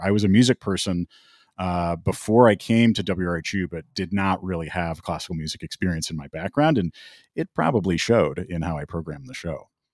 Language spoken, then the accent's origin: English; Minneapolis, Minnesota, United States; moved away as an adult; also born or lived in Long Island; I was born and raised in the Twin Cities.